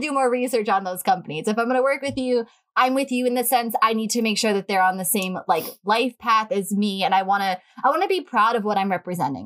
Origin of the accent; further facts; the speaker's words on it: Long Island, New York, United States; we've been on this island since we were born